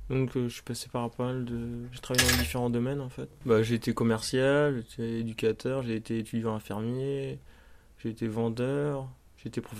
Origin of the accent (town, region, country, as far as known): Brittany, France; born or raised there; moved away as an adult; now in Paris, France